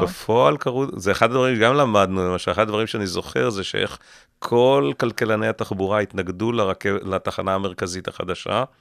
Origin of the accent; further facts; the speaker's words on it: Israel; אני גדלתי בקיבוץ לא רחוק מכאן